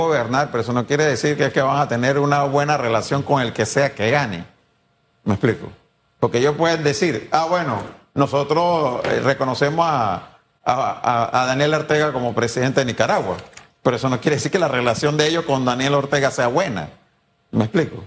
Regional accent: Panama; yo no quiero volver a vivir eso como panameño

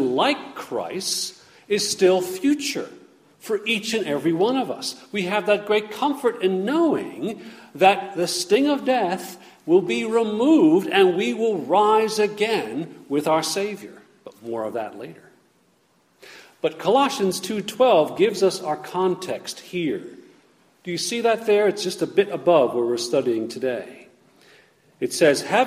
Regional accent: United States; I am an American. I am a thankful citizen of the United States

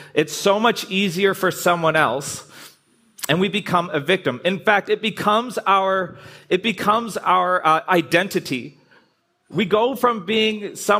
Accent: Canada; I'm Canadian

